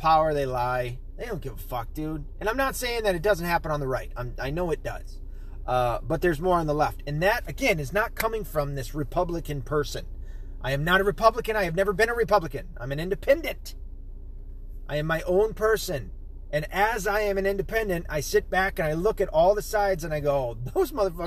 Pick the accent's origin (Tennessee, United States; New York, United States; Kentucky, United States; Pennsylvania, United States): Tennessee, United States; moved away; also born or lived in Arkansas; I was born in Arkansas, raised in Tennessee.